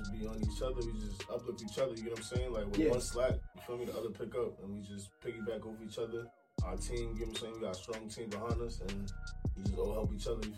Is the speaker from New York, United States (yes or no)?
yes; Queens, New York, United States; I'm from Big Queens.